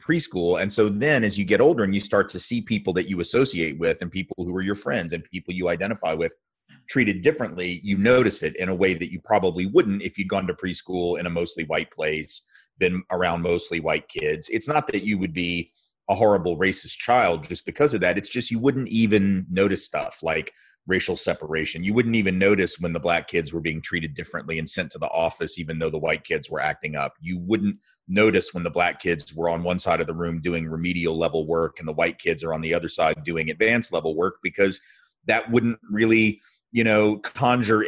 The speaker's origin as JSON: {"language": "English", "town": "Nashville", "region": "Tennessee", "country": "United States", "tie": "born or raised there", "said": "I grew up in Nashville, Tennessee, which is where I live again now and have for the last 24 years"}